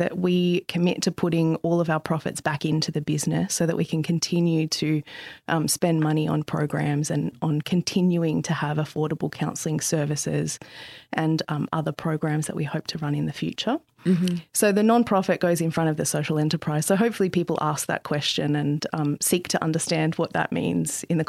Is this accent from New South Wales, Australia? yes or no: yes; Central Coast, New South Wales, Australia; I grew up on the central coast of New South Wales in the sort of late 80s and 90s, and it was very different than it is now. It was much smaller. It was kind of like growing up in the country. Mm-hmm. I grew up on a five-acre farm